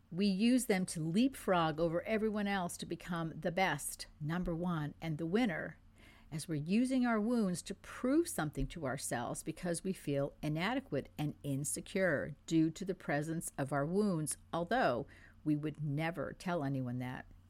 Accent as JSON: {"language": "English", "country": "France", "tie": "born or raised there", "first_language": "French", "second_language": "English", "moved": "yes", "said": "I was born in France. I grew up in France"}